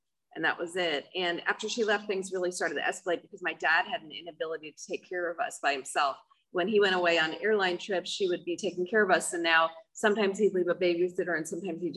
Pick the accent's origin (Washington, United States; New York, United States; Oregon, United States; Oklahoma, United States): New York, United States; I'm from New York. I grew up in an alcoholic family